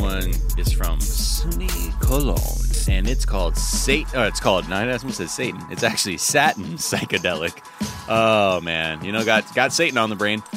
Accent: Los Angeles, California, United States

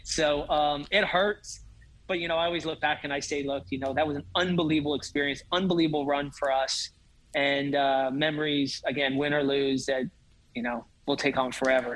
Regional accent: outside of Atlanta, Georgia, United States; now in Auburn, United States; I grew up outside of Atlanta

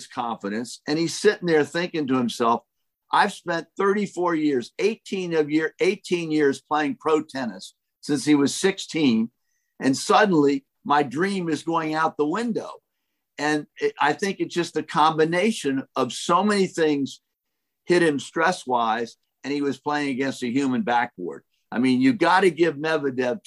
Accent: Washington, District of Columbia, United States; I grew up in Washington, D.C.

